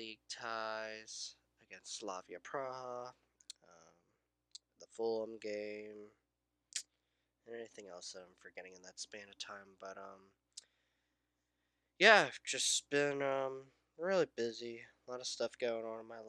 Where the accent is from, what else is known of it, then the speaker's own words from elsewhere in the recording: United States; I'm from the United States